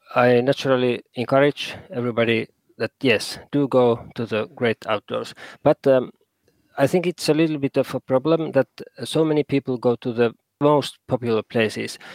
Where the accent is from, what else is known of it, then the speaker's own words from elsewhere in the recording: Helsinki, Uusimaa, Finland; moved away as an adult; now in Kainuu, Finland; I was born in Helsinki area, uh, which is the most crowded place in Finland. But but now I've been living for 20 years in Kainuu province